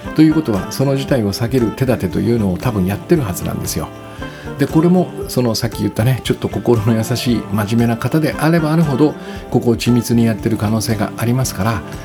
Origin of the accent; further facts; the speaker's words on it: Kyushu, Japan; 私が子供の頃はその九州男児として育てられてきたのでね